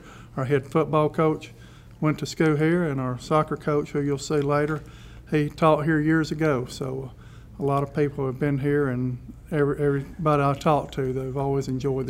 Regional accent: Birmingham, Alabama, United States; I grew up in the Birmingham area. I attended Woodlawn High School

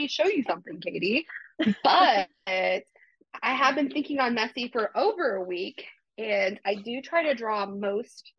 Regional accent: Waverly, Iowa, United States; I'm from Waverly.

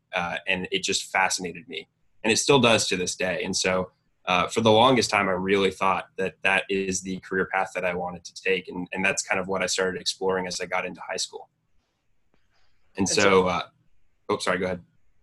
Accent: Dunwoody, Georgia, United States; I grew up in Dunwoody, Georgia, just about, 20 minutes away from the office, the SSC in Atlanta

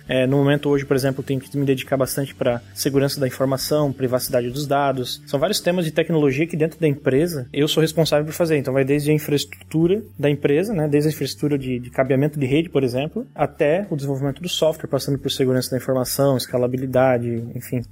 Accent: Joinville, Santa Catarina, Brazil; eu sou aqui de Joinville, Santa Catarina, que é onde está a Conta Azul.

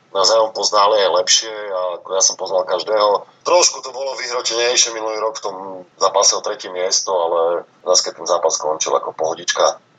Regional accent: Prešov, Prešov Region, Slovakia; ja som mal to šťastie, že vlastne od mala som vyrastal v Prešove, v Hadzanej

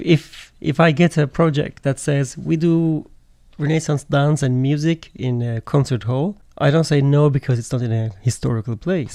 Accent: Turkey

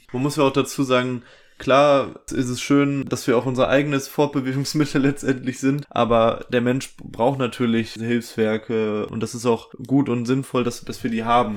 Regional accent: Ruhr area, North Rhine-Westphalia, Germany; bei uns im Ruhrgebiet

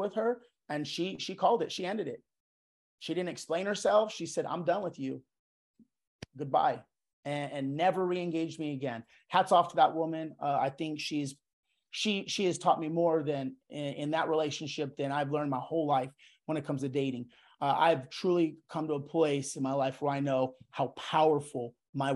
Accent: Yuma, Arizona, United States; moved away as an adult; I grew up in Yuma, Arizona, small town, predominantly white, mixed with Hispanic, Mexican descent

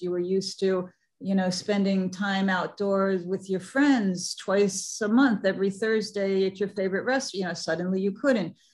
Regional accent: New York City, New York, United States; I'm from New York City

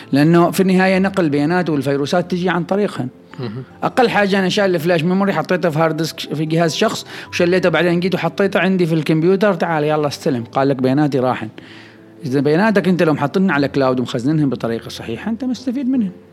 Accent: Oman; عندنا في عمان

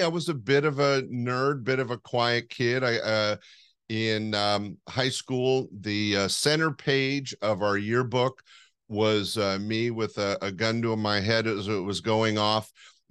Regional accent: Sacramento, California, United States; also born or lived in Los Angeles / East Bay; I'm a Northern California kid. Right now I'm in Sacramento, pretty much been my home base. I did spend some time in LA and some time in the East Bay area, but I'm a Sacramento kid

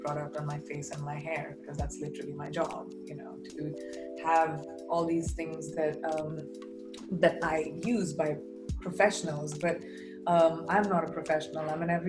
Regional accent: India; my part of the world, you know, India

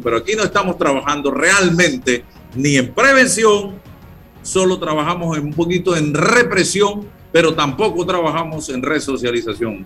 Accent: Chitré, Herrera, Panama; yo nací en Chitré

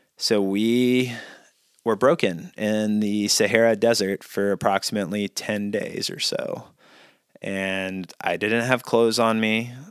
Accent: Mississippi, United States; growing up in Mississippi, mosquitoes are big there

